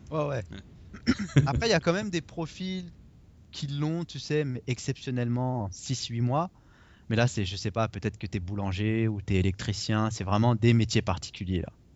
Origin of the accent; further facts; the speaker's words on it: France; moved away as an adult; now in Toronto, Canada; je suis français, mais je suis quand même un, étranger ici